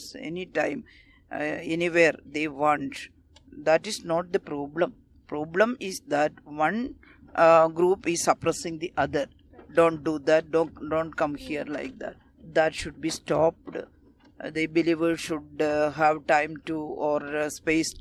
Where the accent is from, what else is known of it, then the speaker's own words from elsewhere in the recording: India; We are all Indian citizens. We are working for our country and India is our country.